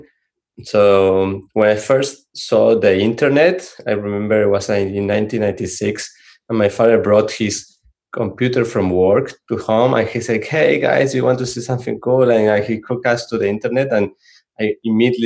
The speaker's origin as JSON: {"language": "English", "country": "Argentina", "also_born_or_lived": "San Francisco, United States", "second_language": "English", "moved": "as an adult", "lives_now": "Santa Cruz, United States", "said": "we are from Argentina. When we moved from Argentina to the Bay Area for work"}